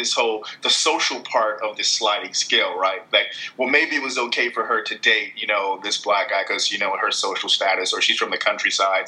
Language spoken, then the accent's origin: English; United States; now in China; I'm from America, I have my American passport